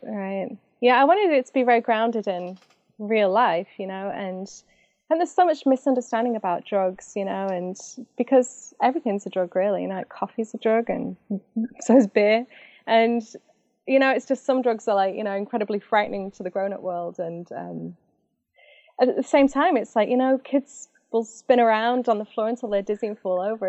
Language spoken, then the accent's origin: English; Macclesfield, North West England, United Kingdom; moved away as an adult; also born or lived in Manchester / London; now in St. Louis, United States; I'm from Macclesfield